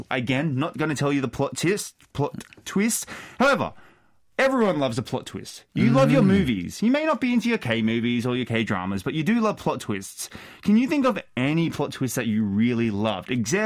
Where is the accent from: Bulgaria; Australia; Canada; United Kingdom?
Australia; Brisbane, Queensland; moved away as an adult; now in South Korea; I am from Australia. I grew up in Australia. I did a lot of my schooling in Australia.